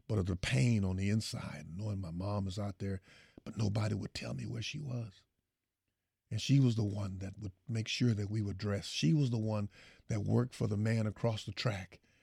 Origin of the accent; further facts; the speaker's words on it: Houston, Texas, United States; I come from Fifth Ward